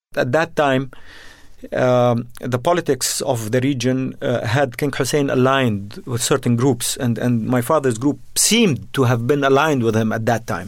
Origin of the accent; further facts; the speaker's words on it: Jordan; also born or lived in Beirut, Lebanon; I was born in Beirut and, uh, but grew up in Jordan